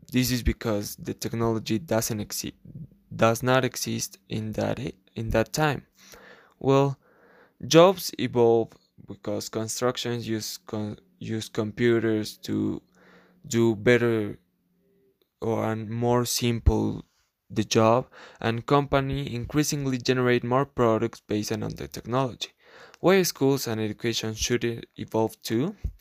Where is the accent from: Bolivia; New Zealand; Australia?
Bolivia; La Paz; English is a second language; I am from La Paz, Bolivia